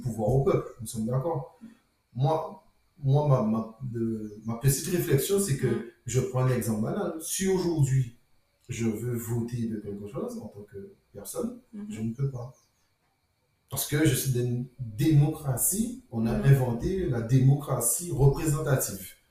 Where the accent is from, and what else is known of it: Guadeloupe